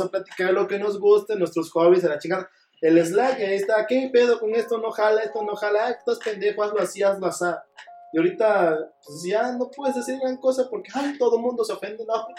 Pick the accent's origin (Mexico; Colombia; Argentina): Mexico; Oaxaca; Yo también soy de Oaxaca